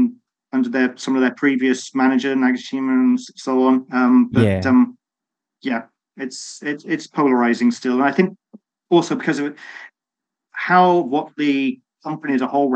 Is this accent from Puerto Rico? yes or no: no; United Kingdom; being a Brit